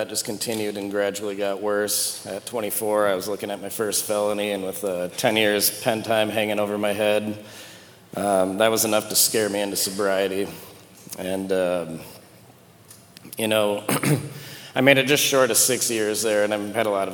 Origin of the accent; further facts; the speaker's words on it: Sioux Falls, South Dakota, United States; I grew up here in Sioux Falls